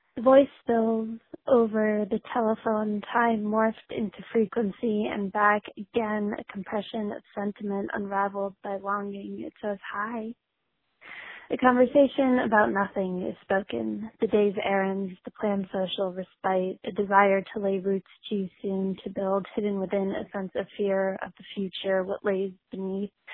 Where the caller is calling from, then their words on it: Philadelphia, Pennsylvania, United States; I'm calling from Philly